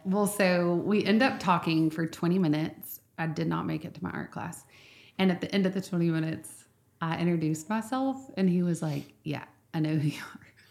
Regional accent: Nacogdoches, Texas, United States; I grew up in Nacogdoches, and I grew up, um, going to Grace Bible Church

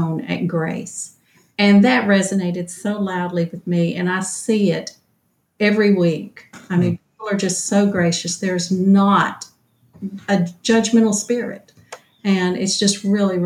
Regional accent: Mount Pleasant, Texas, United States; moved away as an adult; now in Nacogdoches, United States; I grew up in Mount Pleasant and came to SFA here

